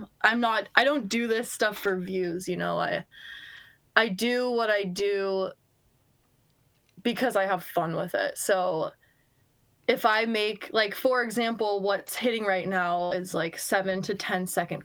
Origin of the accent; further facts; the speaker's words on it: United States; moved away as an adult; also born or lived in Bozeman, Montana; now in Seattle, United States; I grew up skiing in Tahoe, went to school in Bozeman, Montana. Shout out Bozeman. Then I moved out to Washington, out to Seattle about 2 years ago